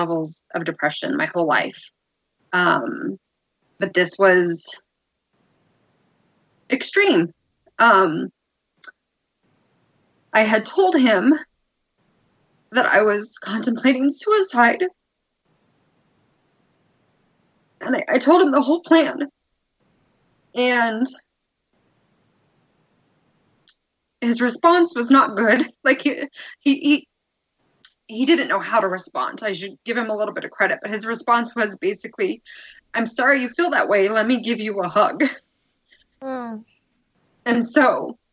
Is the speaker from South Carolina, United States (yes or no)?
no; New Mexico, United States; now in Colorado, United States; I'm originally from New Mexico